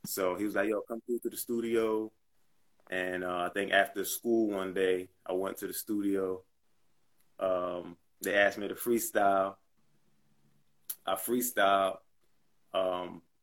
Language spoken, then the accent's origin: English; New Jersey, United States; also born or lived in Trenton, New Jersey / Atlanta; I'm from New Jersey, and my mom and dad were Muslim